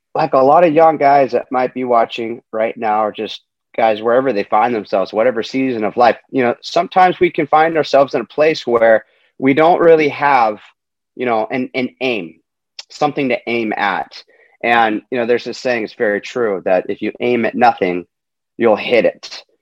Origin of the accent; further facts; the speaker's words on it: Huntington Beach, California, United States; I'm coming to you from Huntington Beach, uh, California, which is just my hometown